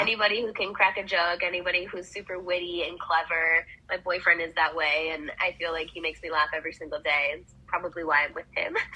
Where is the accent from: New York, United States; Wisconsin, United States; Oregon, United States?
Wisconsin, United States; now in Arizona, United States; I grew up in Wisconsin, so it was like agricultural farm town.